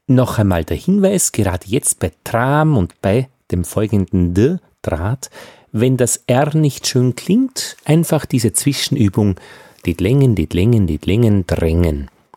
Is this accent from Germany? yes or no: no; Upper Austria, Austria; ich bin ein Oberösterreicher